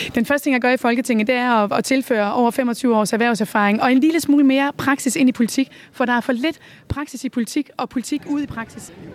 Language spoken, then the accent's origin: Danish; West Jutland, Central Denmark Region, Denmark; accent: West Jutlandic; det kan du måske høre på mit accent. Jeg er fra Vestjylland og har altid, øh, altid boet her